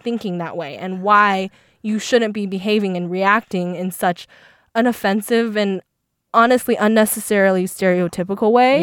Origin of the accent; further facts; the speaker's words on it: Seattle, Washington, United States; first language Mandarin; English is a second language; I'm from Seattle